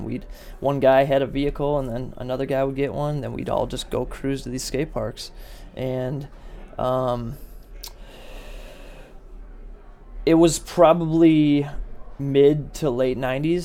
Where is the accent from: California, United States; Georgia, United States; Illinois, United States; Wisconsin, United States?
Wisconsin, United States; southeastern; moved away as an adult; also born or lived in Virginia Beach, Virginia; now in Indianapolis, United States; I'm in southeastern Wisconsin